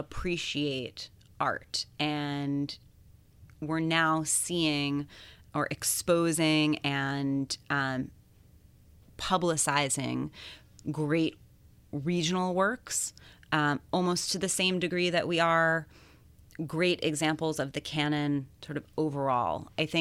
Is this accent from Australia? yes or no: no; London, United Kingdom; I think it's the fact that I grew up in London from the time I was 12 until I went to college.